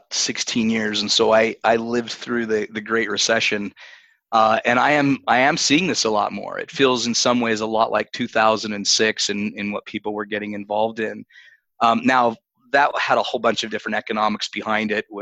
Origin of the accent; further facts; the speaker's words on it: Utah, United States; My home state of Utah